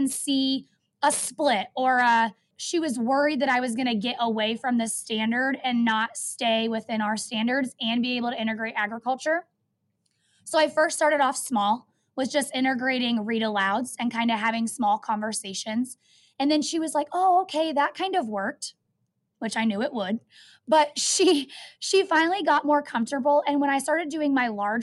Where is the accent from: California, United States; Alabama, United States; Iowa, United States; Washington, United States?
Iowa, United States; Van Wert; also born or lived in Maryville, Missouri; I actually was born and raised right here around Southern Iowa in Van Wert, Iowa